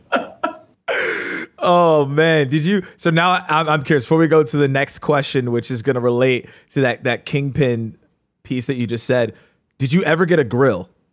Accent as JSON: {"language": "English", "town": "Atlanta", "region": "Georgia", "country": "United States", "said": "I'm from Atlanta."}